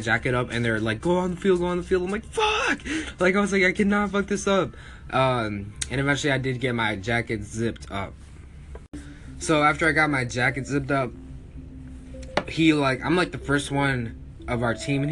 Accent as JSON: {"language": "English", "town": "Minneapolis", "region": "Minnesota", "country": "United States", "said": "we're from Minneapolis"}